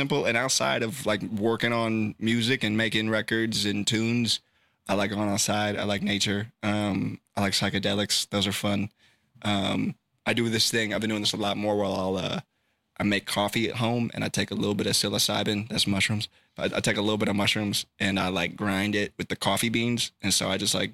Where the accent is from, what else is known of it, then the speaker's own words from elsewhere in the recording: Sacramento, California, United States; I'm born and raised in Sacramento and I live 3 minutes from my studio